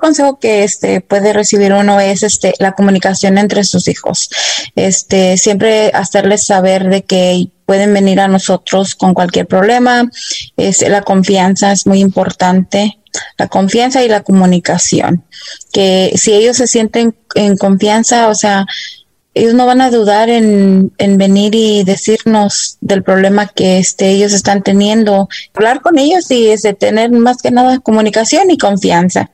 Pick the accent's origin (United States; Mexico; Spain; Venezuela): United States; Dallas, Texas; yo fui a la escuela aquí, crecí en Dallas, Texas